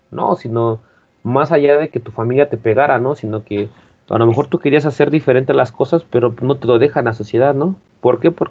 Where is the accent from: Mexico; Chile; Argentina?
Mexico; Que yo, que, que tú lo ves plausible en un México actual, ¿no? Por si nosotros somos de México, ¿no? Y, o de Latinoamérica.